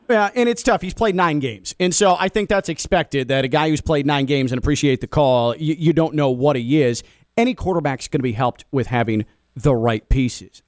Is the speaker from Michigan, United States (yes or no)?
no; Chicago, Illinois, United States; now in South Florida, United States; In the Midwest, where I grew up in the Chicago area